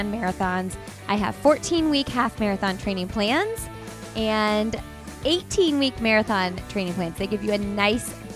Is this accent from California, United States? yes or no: no; Indiana, United States; I'm from Indiana and I've lived there for most of my life.